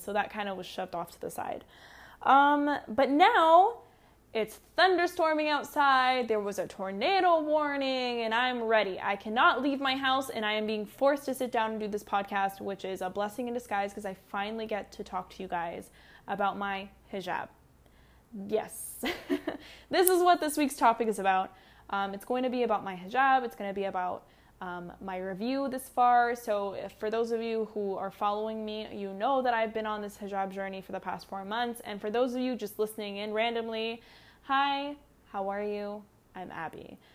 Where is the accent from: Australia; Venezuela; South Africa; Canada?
Canada; I'm Canadian.